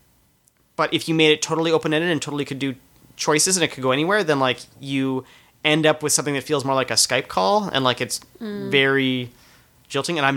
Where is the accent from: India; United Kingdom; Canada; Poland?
Canada; moved away; also born or lived in United States; I'm Canadian